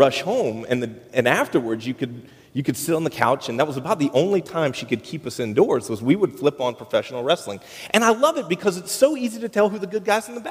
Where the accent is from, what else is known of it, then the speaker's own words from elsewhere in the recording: United States; I grew up in Polk County